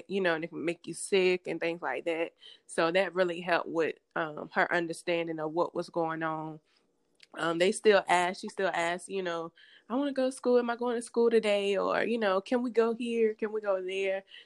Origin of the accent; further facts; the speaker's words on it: Hosky, North Carolina, United States; I'm originally from Hosky, North Carolina, small town in North Carolina, Eastern